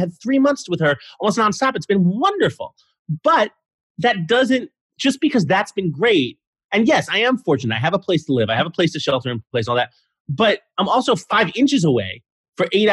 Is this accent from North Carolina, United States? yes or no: no; New York City, New York, United States; I grew up in New York City. I grew up in Manhattan